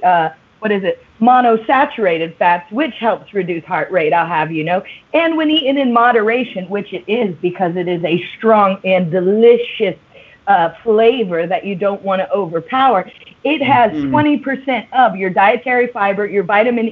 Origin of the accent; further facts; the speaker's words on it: United States; now in London, United Kingdom; As an American who lives abroad